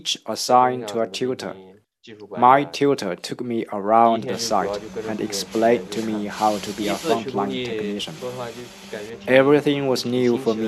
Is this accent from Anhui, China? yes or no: yes; Hefei, Anhui, China; I set off from Hefei, which is also my hometown.